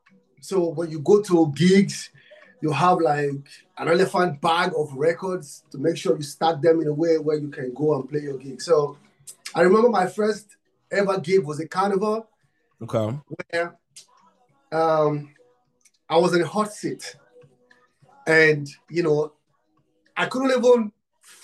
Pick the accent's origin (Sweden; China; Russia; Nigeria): Nigeria; I'm from Africa, Nigeria. I'm from Nigeria